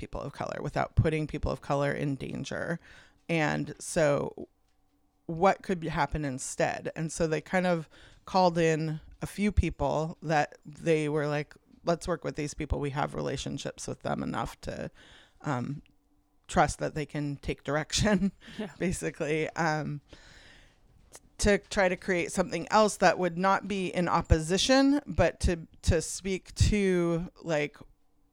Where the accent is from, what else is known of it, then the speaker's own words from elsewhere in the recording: Olympia, Washington, United States; I grew up in Olympia.